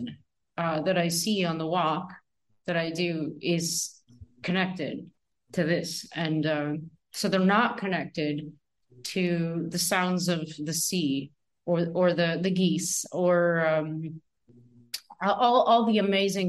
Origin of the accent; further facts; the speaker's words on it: Northern Ontario, Canada; I was raised in Northern Ontario myself